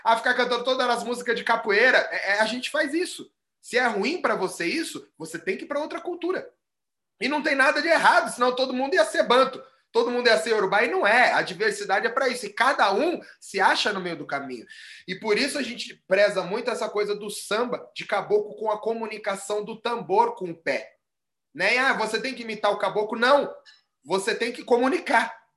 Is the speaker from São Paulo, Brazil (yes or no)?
yes; São Paulo, Brazil; aqui em São Paulo